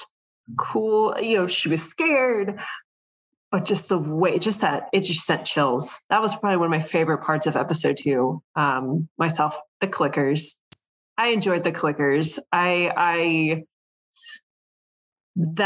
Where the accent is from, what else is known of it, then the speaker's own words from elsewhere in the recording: Texas, United States; I'm from Texas.